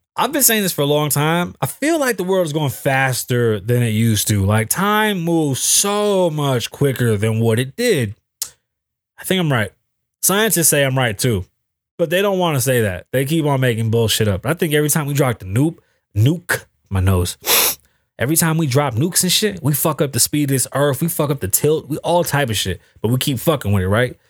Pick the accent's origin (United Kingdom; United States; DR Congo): United States; New York; now in Las Vegas, United States; I'm from New York